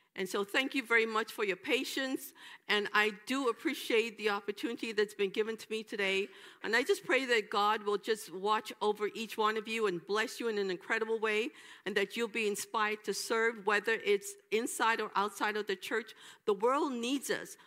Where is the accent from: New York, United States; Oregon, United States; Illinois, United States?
New York, United States; moved away; when I went home after, after leaving Rhode Island, I went back to New York